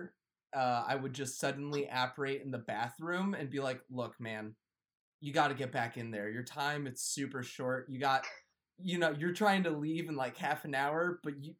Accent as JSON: {"language": "English", "country": "United States", "said": "I'm American"}